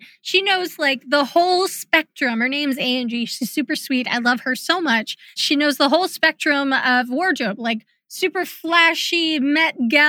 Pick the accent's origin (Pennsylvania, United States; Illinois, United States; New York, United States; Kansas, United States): Kansas, United States; also born or lived in Los Angeles, California; I grew up in Kansas, even though I was born in LA.